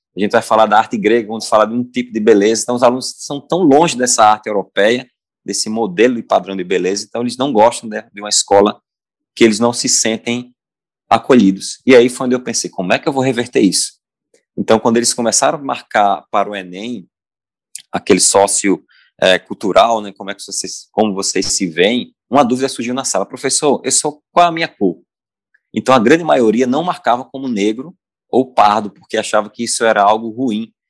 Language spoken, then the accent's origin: Portuguese; Pernambuco, Brazil; sou pernambucano